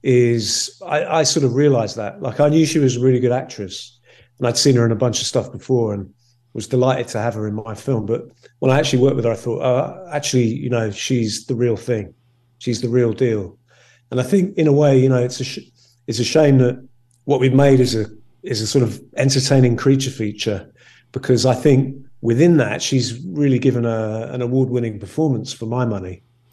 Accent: Northern Ireland, United Kingdom; born there; accent: English; moved away; I mean, I was born in Ireland, so I am 100% Irish, and I have an Irish passport, but actually my accent is English, because I moved away to escape the troubles, so-called.

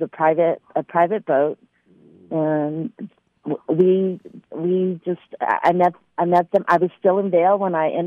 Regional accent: Philippines; I'm Filipino

